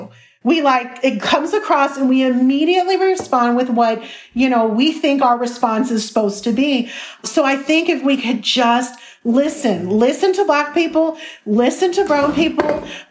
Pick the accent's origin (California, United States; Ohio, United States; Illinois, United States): Illinois, United States; Chicago; I grew up in Chicago